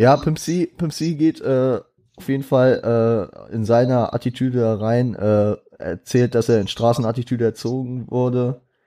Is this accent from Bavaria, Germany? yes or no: no; Frankfurt, Hesse, Germany; ich bin auch stolzer Frankfurter